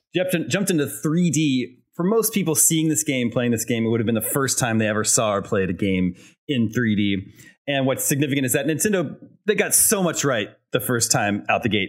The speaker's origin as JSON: {"language": "English", "town": "Lenexa", "region": "Kansas", "country": "United States", "tie": "born or raised there", "said": "my hometown, there was a local video store, not a Blockbuster. It was a local video store called Video Library. It was in Lenexa, Kansas"}